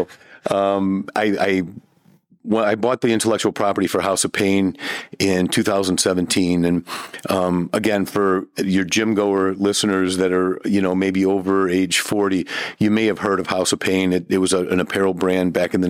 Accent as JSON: {"language": "English", "town": "Ferguson", "region": "Missouri", "country": "United States", "tie": "born or raised there", "said": "I'm from St. Louis, from North County. Grew up in Ferguson, actually"}